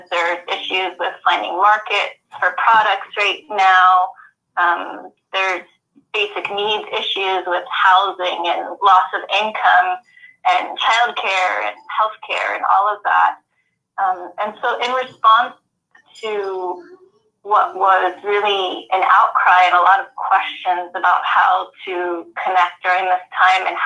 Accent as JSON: {"language": "English", "town": "Kansas City", "country": "United States", "moved": "yes", "said": "No, I'm originally from Kansas City"}